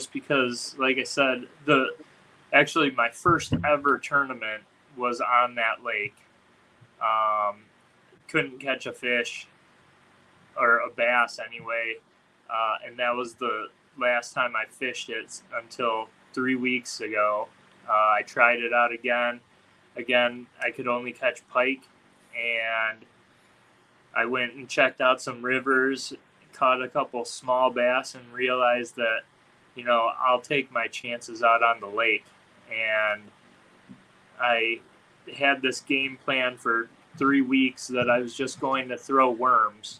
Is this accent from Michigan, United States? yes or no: yes; Michigan, United States; I'm from Michigan